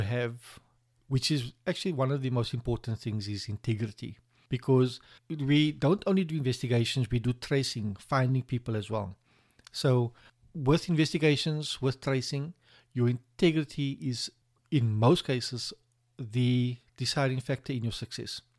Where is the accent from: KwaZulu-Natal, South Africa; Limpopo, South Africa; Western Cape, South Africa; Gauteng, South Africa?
Western Cape, South Africa; Cape Town; I'm from Cape Town, and I work for Silverwolf P